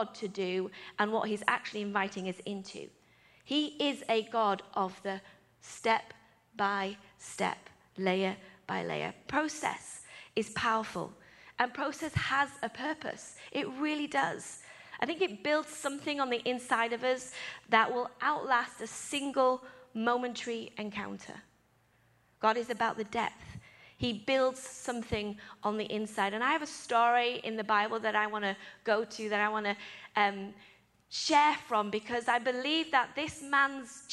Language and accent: English; England, United Kingdom; I'm English